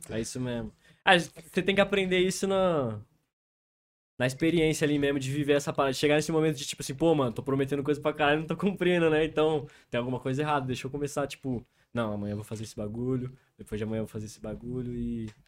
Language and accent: Portuguese; Avaré, São Paulo, Brazil; moved away as an adult; now in São Paulo, Brazil; Eu nasci no interior, nasci em Avaré, mano. Interiorzão de São Paulo mesmo, umas 4 horas da capital, mais ou menos. E eu vim morar na capital em 2017.